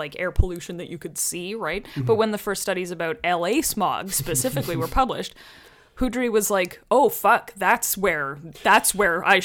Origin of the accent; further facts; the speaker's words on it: Alberta, Canada; I grew up in Alberta